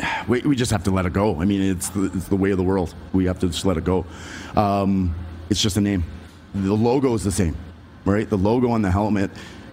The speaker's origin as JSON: {"language": "English", "country": "Canada", "said": "I think that we still have that mindset as Canadians"}